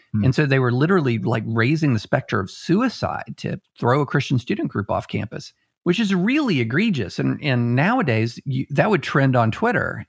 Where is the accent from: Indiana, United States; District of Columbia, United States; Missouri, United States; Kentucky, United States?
Kentucky, United States; Georgetown; also born or lived in Opelika, Alabama; I ended up growing up in um, a little town in Kentucky. Now it's not as little as it used to be, uh, but called Georgetown, just outside of Lexington